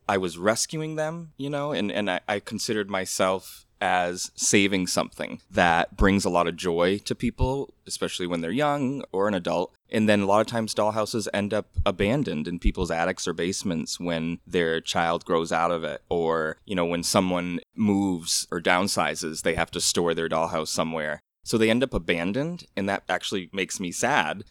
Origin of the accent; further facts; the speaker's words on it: Orange, Massachusetts, United States; I remember as, like, a seven-year-old boy growing up in Orange, Massachusetts